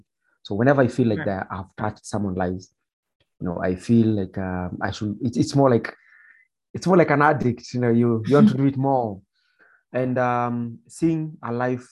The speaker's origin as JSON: {"language": "English", "region": "Nairobi", "country": "Kenya", "tie": "born or raised there", "also_born_or_lived": "Nyeri", "said": "growing up in Mathare Slum"}